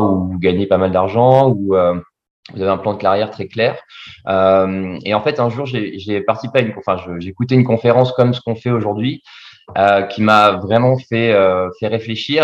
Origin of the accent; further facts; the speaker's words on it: Bordeaux, Nouvelle-Aquitaine, France; also born or lived in Vietnam; je suis originaire de Bordeaux